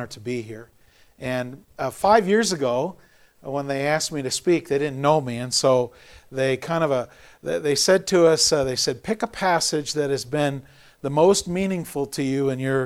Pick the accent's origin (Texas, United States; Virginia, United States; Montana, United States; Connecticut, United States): Montana, United States; also born or lived in Sheridan, Montana / Twin Bridges, Montana; I was actually born and raised, or partially here in Montana, over in Sheridan, in Twin Bridges. I was born in Sheridan, and when I was four, my folks divorced